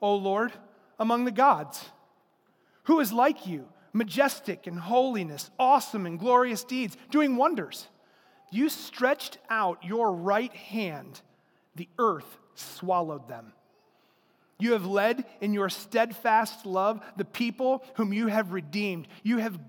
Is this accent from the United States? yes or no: yes; Durand, Michigan, United States; I grew up in Durand, just up the road. It's my hometown.